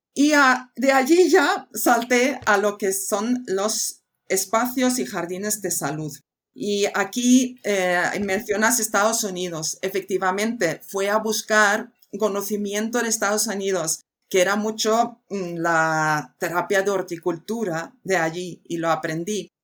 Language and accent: Spanish; Sweden; also born or lived in United States; now in Spain; Yo soy muy sueca, eh, es decir, que he nacido en una isla y he aprendido a aprender con los elementos de la naturaleza y el clima que tenemos allí. Y esto significa de siete años coger la bicicleta en la oscuridad a volver a casa